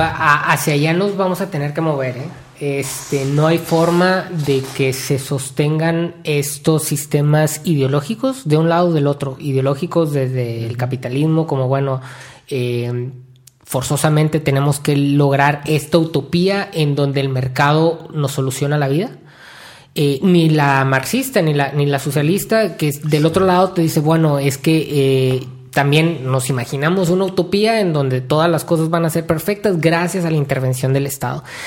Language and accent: Spanish; Mexico; como mexicanos